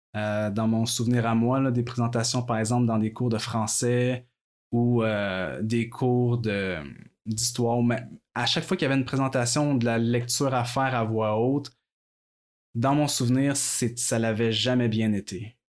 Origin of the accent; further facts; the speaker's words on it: Quebec City, Quebec, Canada; je suis né à Québec. À vrai j'ai toujours vécu à Québec.